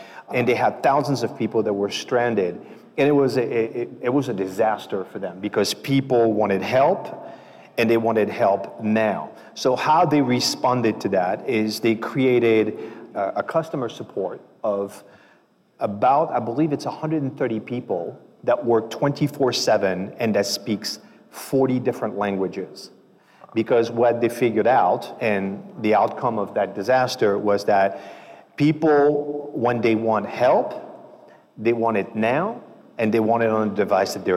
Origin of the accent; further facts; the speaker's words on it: Paris, Île-de-France, France; moved away as an adult; now in United States; from Paris, France. I have been in the U.S. for 30 years now